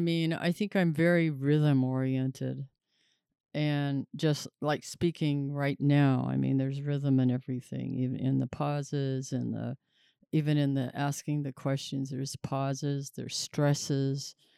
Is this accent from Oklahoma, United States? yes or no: yes; Tulsa, Oklahoma, United States; moved away; also born or lived in New Mexico; the Saint John's Hospital where I was born here in Tulsa